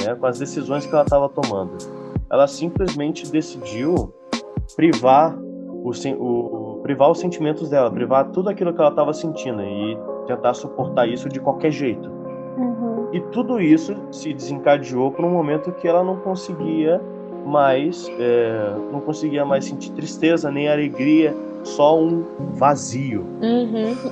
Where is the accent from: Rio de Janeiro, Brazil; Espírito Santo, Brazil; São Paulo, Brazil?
Rio de Janeiro, Brazil; moved away; eu sou carioca, eu nasci no Rio de Janeiro, vivi no Rio de Janeiro